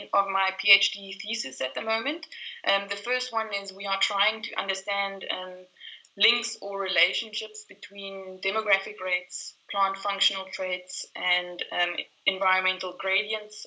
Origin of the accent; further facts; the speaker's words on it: South Africa; I am South African